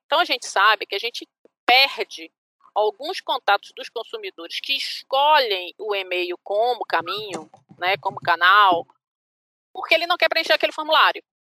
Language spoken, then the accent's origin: Portuguese; Bahia, Brazil; eu sou baiana